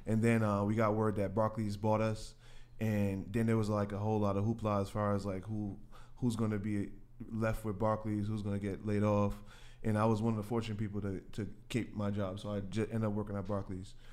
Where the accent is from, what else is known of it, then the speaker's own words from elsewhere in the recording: New York City, New York, United States; I grew up in Queens. Uh, born in Queens, New York.